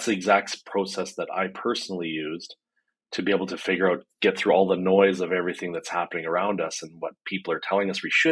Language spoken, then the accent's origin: English; Canada; I'm a Canadian business strategist